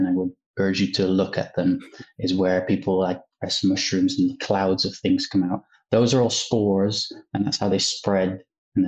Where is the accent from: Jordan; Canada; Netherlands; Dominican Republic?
Netherlands; moved away as an adult; now in Manchester, United Kingdom; I'm originally from the Netherlands